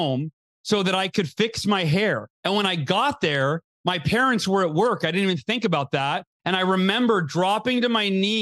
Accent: Oakhurst, California, United States; born or raised there

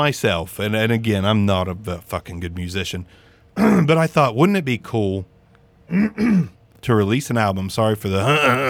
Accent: Southern Ohio, United States; I'm from Southern Ohio

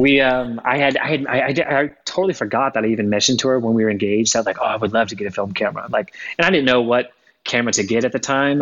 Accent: Florida, United States; moved away as an adult; also born or lived in Spokane, Washington; I grew up in Florida. Uh, so I'm from Florida originally

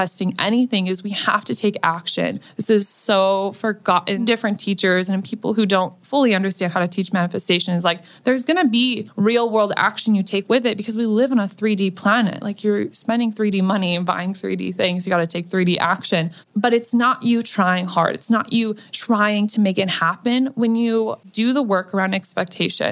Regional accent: Nebraska, United States; now in Los Angeles, United States; I come from Nebraska, from a dirt poor family that was on food stamps

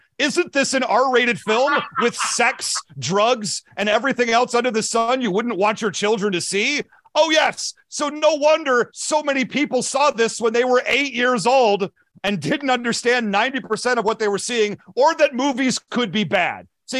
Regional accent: New York City, New York, United States; now in New Jersey, United States; I'm from New York. I'm a New Yorker who I live in New Jersey, but I'm a New Yorker. God dang it. My teams play in New Jersey.

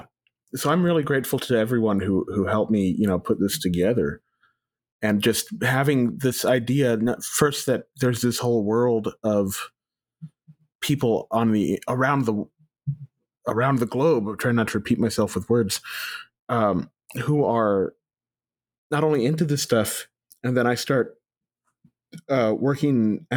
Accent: Texas, United States; I mean, we're from Texas and we're from a small German town in South Texas, and I'm very visibly Hispanic already.

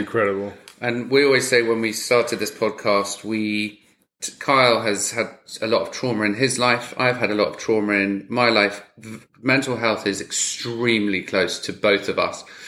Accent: United Kingdom; me being British

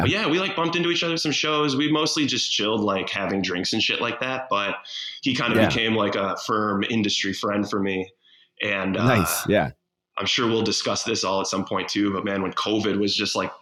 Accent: Frankfort Square, Illinois, United States; now in Chicago, United States; I got my first job when I was 16 at a little cafe in my hometown. Where's that? Frankfurt Square. It's like south suburbs of Chicago.

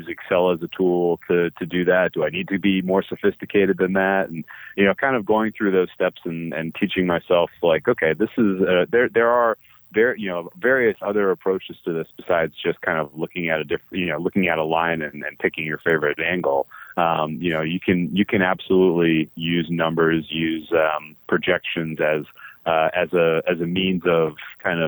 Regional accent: Boston, Massachusetts, United States; I grew up in the Boston area.

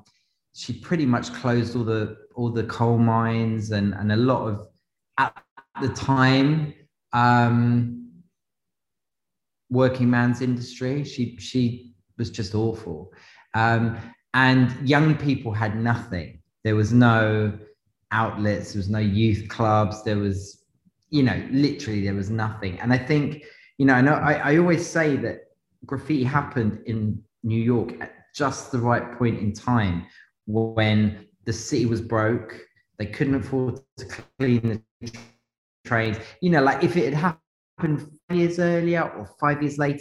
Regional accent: London, United Kingdom; I'm a zone two kid. You know, I grew up in zone two

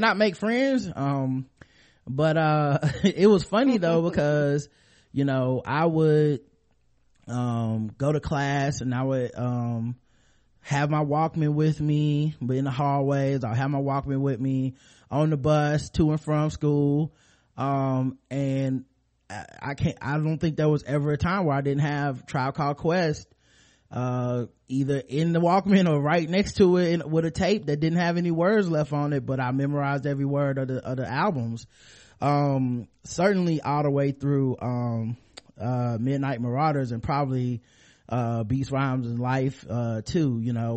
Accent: the South, United States; growing up in the South

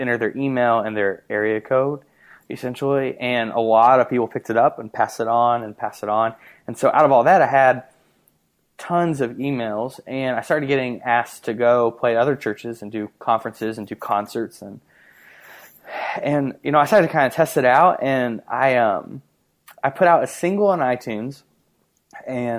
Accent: Punxsutawney, Pennsylvania, United States; growing up in Punxsutawney, it was awesome

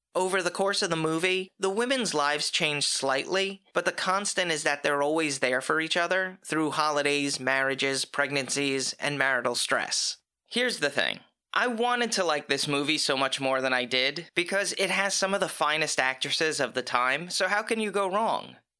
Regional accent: the North, United States; being a Northerner

